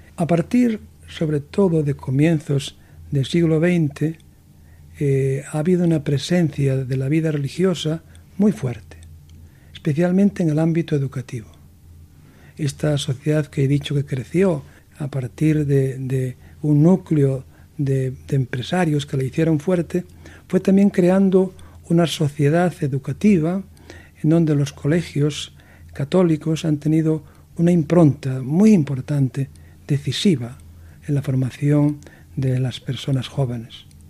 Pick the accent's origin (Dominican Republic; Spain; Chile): Spain; Galicia; also born or lived in Santiago de Compostela; now in Vigo, Spain; haber nacido en una parroquia eh, rural de Galicia, en la provincia de Pontevedra, pero que pertenece a la diócesis de Santiago de Compostela